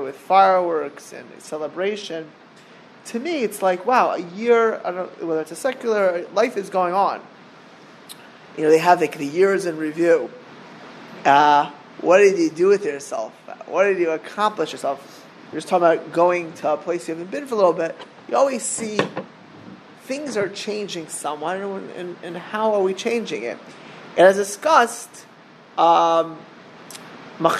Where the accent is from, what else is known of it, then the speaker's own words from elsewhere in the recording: Miami Beach, Florida, United States; We grew up in Miami Beach together